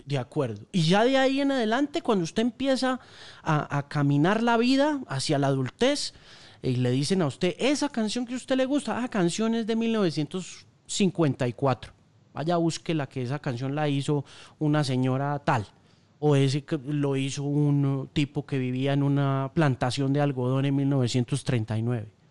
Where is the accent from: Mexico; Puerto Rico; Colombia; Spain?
Colombia; also born or lived in North America